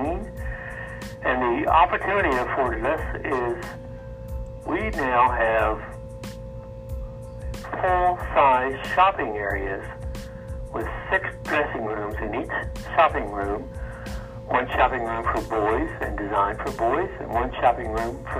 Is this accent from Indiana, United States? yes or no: yes; Evansville, Indiana, United States; I'm from Evansville. I lived and worked in Evansville all my life.